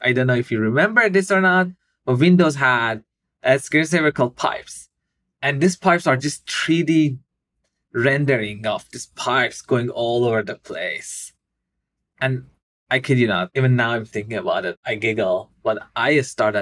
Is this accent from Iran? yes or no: yes; Iran; moved away; I grew up in Iran